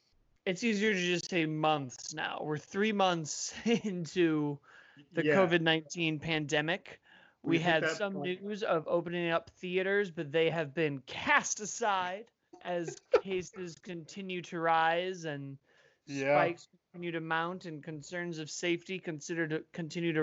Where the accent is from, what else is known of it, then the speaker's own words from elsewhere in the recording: United States; as an American